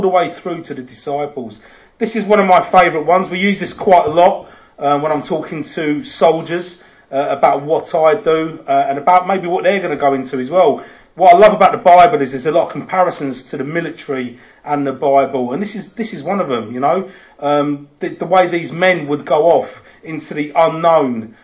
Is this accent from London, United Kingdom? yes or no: yes; London, United Kingdom; accent: Cockney; moved away; also born or lived in Bradford; I am from London. I was born in Hammersmith many, many moons ago.